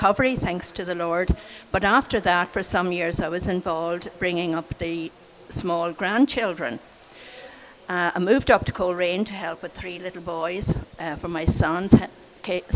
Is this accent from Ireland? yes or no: yes; Sligo, Connacht, Ireland; I was born in Sligo in 1941